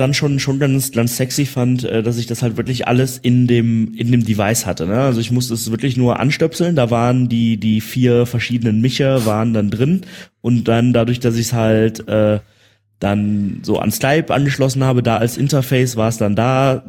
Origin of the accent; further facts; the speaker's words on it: Germany; hier als Deutscher